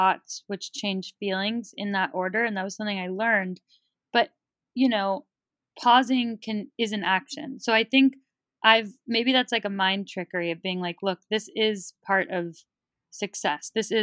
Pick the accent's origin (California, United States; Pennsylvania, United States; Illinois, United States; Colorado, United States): California, United States; Bay Area; I grew up in the Bay Area